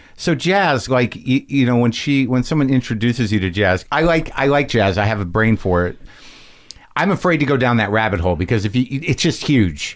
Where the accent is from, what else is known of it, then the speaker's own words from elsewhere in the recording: New Mexico, United States; I grew up in New Mexico